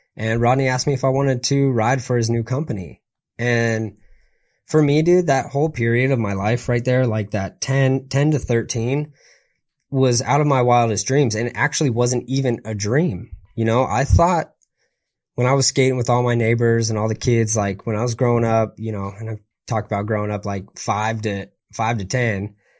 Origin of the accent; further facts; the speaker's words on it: San Clemente, California, United States; I'm from San Clemente, you know, so it's like surf, skate, community